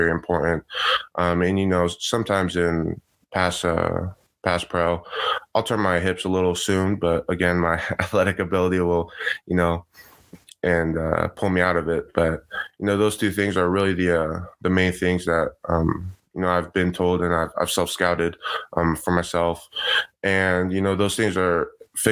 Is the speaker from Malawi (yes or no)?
no; San Juan Capistrano, California, United States; I was at a really small Christian school or private school in my hometown, San Juan